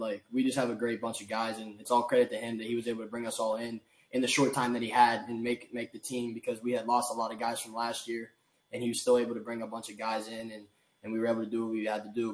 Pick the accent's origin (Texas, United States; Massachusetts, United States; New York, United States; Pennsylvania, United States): Pennsylvania, United States; Pittsburgh; I'm from Pittsburgh.